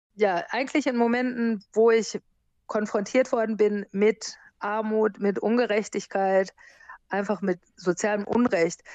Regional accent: Germany; moved away as an adult; also born or lived in United States; now in Fuerteventura, Spain; Ich bin in Amerika geboren und bin in Deutschland aufgewachsen und zur Schule gegangen

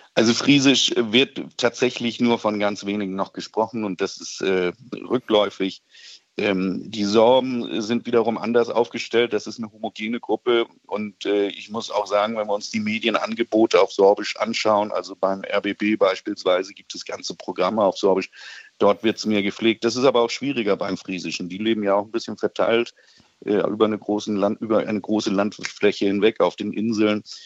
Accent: the North, Northern Germany, Germany; bei uns im Norden

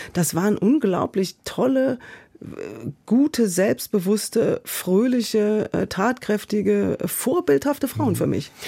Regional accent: Essen, North Rhine-Westphalia, Germany; moved away as an adult; also born or lived in Munich; now in Berlin, Germany; ich bin in Essen aufgewachsen

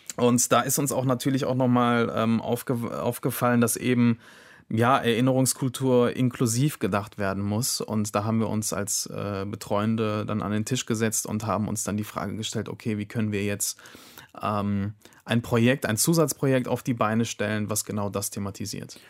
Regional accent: Germany; die hier geboren sind, die hier aufgewachsen sind, die einen deutschen Pass haben

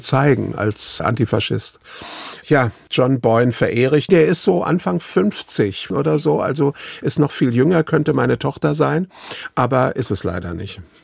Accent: Berlin, Germany; also born or lived in Riga, Latvia / United States; meine zweiten Eltern haben mich geklaut aus Riga und nach Berlin gebracht

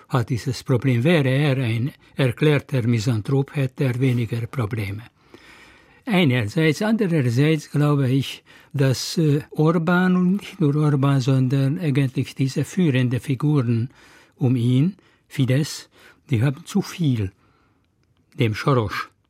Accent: Hungary; now in Berlin, Germany; Ich, ich, und ich bin Ungar.

